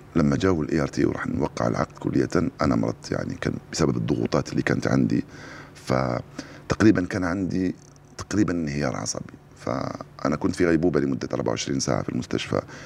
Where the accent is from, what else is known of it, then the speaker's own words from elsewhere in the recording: Algeria; فكبرت على الإذاعة الجزائرية